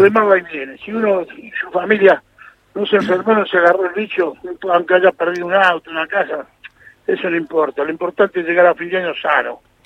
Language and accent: Spanish; Argentina